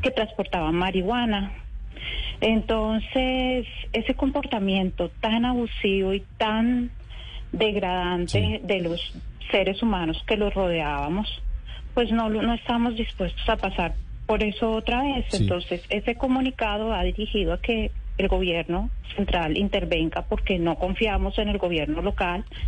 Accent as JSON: {"language": "Spanish", "town": "Cali", "region": "Valle del Cauca", "country": "Colombia", "said": "yo como colombiana, yo como caleña"}